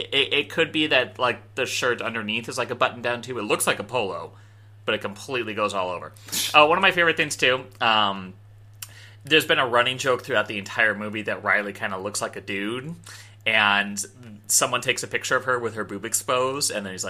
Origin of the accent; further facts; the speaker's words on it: Canada; This whole Marxist alcohol partition thing is new to me, and me as a Canadian.